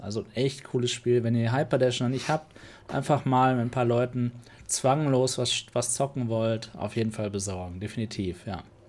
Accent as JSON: {"language": "German", "country": "Germany", "said": "als Deutscher"}